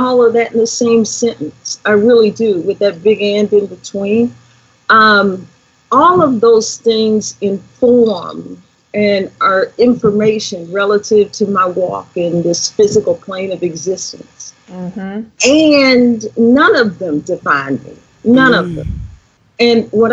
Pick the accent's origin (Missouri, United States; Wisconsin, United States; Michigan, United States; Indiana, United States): Indiana, United States; Indianapolis; I grew up right where I am right now in Indianapolis, Indiana